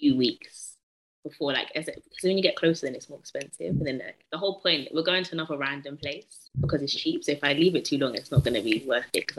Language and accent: English; United Kingdom; I'm British too